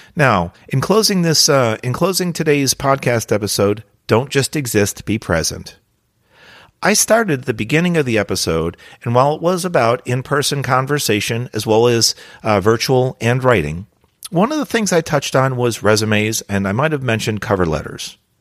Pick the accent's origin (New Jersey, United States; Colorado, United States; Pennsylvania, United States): New Jersey, United States; born or raised there